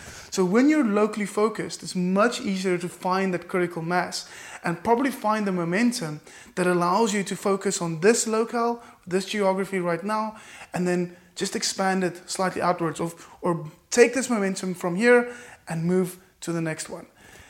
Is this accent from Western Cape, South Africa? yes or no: yes; Cape Town, Western Cape, South Africa; I am from Cape Town, South Africa. Is it possible for me to firstly find in my local market, be really proudly South African, proudly Capetonian